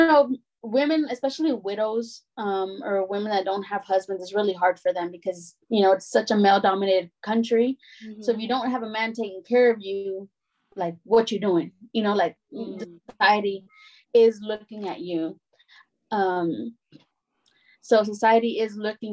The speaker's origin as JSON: {"language": "English", "town": "Dallas", "region": "Texas", "country": "United States", "tie": "born or raised there", "also_born_or_lived": "North India", "said": "I was born a Pleasant Grove"}